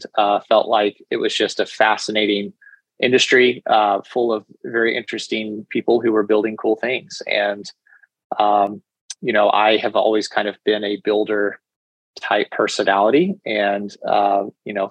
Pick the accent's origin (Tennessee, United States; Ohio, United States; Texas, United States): Texas, United States; Dallas; also born or lived in New York; I'm originally from Dallas and went to school here in Texas